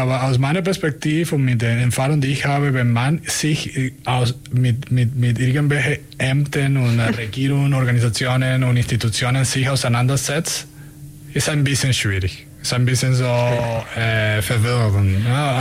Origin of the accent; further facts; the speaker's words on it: Venezuela; German is a second language; also born or lived in Germany; now in Ulm, Germany; ich komme aus, äh, aus Venezuela